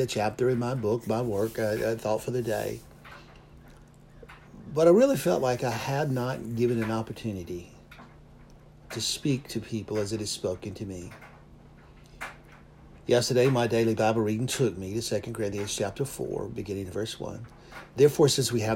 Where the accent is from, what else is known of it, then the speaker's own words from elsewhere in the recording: the South, United States; I was raised in the South